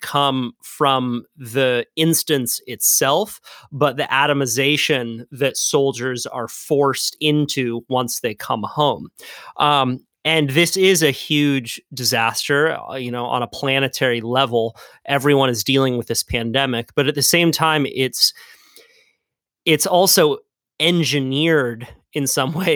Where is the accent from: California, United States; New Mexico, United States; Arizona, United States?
California, United States; Santa Cruz; I grew up in Santa Cruz, which is a largely white area.